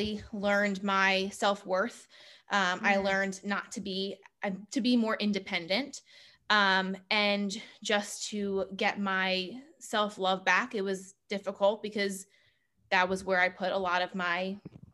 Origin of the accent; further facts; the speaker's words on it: Howard County, Maryland, United States; growing up in Howard County, Maryland